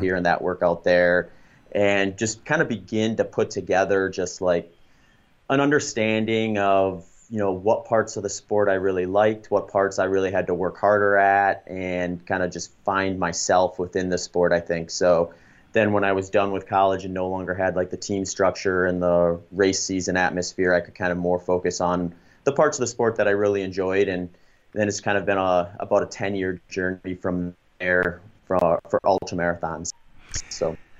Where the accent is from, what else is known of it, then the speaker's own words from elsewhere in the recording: Baraboo, Wisconsin, United States; moved away as an adult; also born or lived in New Ulm, Minnesota / Grand Island, Nebraska; we moved to Baraboo, Wisconsin when I was going into third grade. So most of my life, actually, I spent in, in the Midwest in Wisconsin, and I went to middle school, high school there, college there